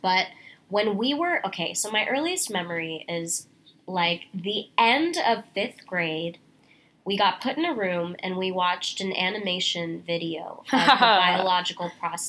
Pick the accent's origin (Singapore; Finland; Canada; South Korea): Singapore; also born or lived in New Delhi, India / Dubai, United Arab Emirates; now in New York, United States; I am a freelance actress from Singapore. I was born in New Delhi, India, and when I was 3, my family moved to Dubai because of my dad's job, and then when I was 8, we moved again to Singapore.